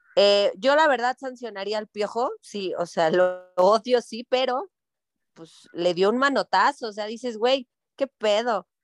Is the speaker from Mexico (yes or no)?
yes; Mexico